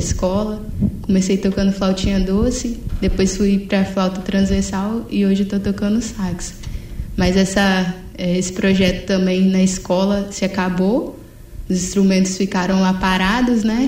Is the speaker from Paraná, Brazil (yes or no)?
no; Serra, Espírito Santo, Brazil; Eu cresci em Jardim Carapina Atualmente estou morando em Taquaraum, que é na Serra também